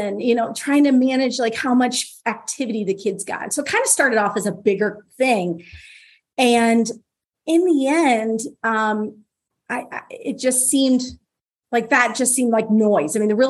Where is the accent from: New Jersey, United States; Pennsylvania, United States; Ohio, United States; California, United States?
Ohio, United States; Cincinnati; now in New Orleans, United States; So obviously I'm from up north. So my husband and I actually just moved to New Orleans a few years ago. We came from Cincinnati.